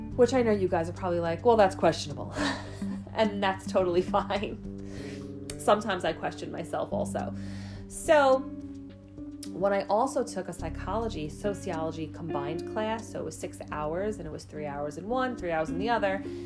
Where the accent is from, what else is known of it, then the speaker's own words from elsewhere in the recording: New York City, New York, United States; I grew up in Staten Island my entire life